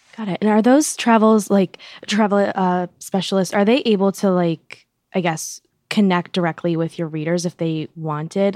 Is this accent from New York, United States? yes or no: yes; New York, United States; I'm from New York